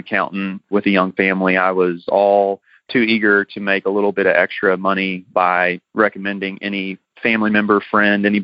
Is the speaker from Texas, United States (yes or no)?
yes; Houston, Texas, United States; we're from the Houston area